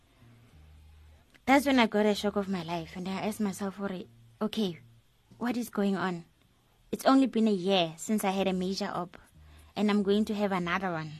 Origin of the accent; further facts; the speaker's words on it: Soweto, Gauteng, South Africa; I'm from Dobsonville, Soweto.